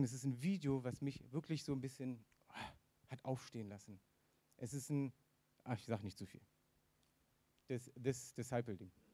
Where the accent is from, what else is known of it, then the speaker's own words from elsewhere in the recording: the East, East Germany, Germany; ich bin im Osten aufgewachsen